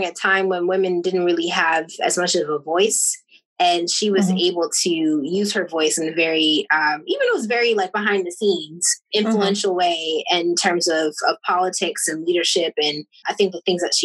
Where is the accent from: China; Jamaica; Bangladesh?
Jamaica; I'm Jamaican